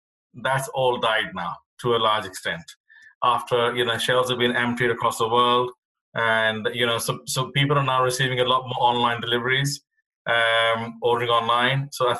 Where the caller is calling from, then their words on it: Epsom, South East England, United Kingdom; I am dialing in from Epsom, Surrey in the UK, just outside of London.